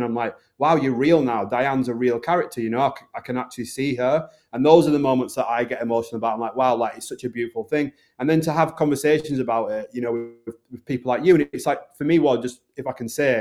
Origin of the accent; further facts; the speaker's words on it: the north of England, United Kingdom; accent: Northern; my accent, which is a Northern accent.